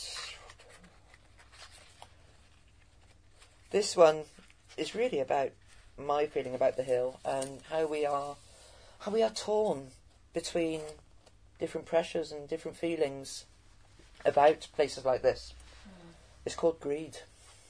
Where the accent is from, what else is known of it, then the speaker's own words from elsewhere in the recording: Cheltenham, South West England, United Kingdom; as a Gloucestershire born and bred, my family been in Gloucestershire for generations